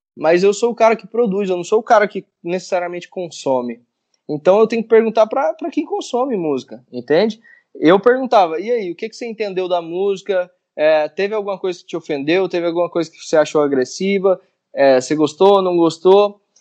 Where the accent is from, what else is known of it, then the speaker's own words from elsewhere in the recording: Vianópolis, Goiás, Brazil; moved away as an adult; now in Goiânia, Brazil; eu sou goiano, né? Não sou goianiense. Eu, eu sou de uma cidade que fica a 80 quilômetros de Goiânia, chama Vianópolis